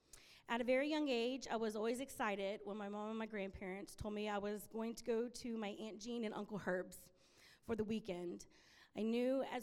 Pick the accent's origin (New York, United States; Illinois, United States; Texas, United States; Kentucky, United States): Texas, United States; Corpus Christi; I was born in Corpus Christi, Texas